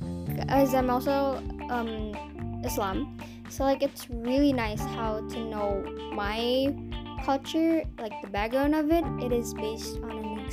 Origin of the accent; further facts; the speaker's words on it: Padang, West Sumatra, Indonesia; I am from Padang, which is West Sumatra. Yes, I'm from there